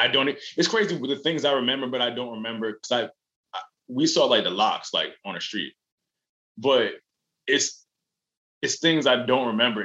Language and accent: English; Yonkers, New York, United States; also born or lived in Valhalla, New York; I'm from Yonkers, New York. I was born in Valhalla, but, you know, that's like Yonkers, New York. Like, that's where I was born.